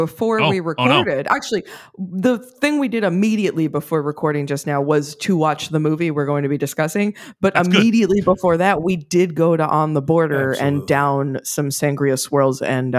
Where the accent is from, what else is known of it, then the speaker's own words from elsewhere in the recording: New York City, New York, United States; I mean, live in New York City. I am a born New Yorker. I was born in Manhattan.